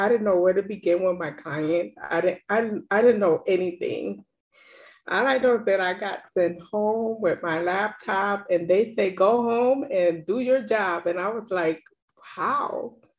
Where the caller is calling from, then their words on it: Chicago, Illinois, United States; from Chicago.